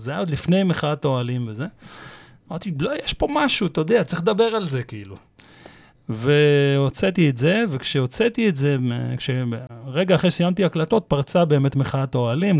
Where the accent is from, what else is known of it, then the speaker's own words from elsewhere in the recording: Petah Tikva, Central District, Israel; now in Kiryat Ono, Israel; השכונה של פעם, כאילו, שאני גדלתי אה. בפתח תקווה